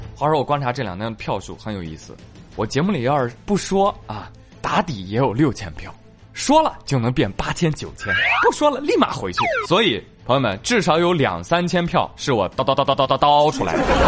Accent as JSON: {"language": "Chinese", "area": "the North", "region": "northern China", "country": "China", "said": "咱们北方"}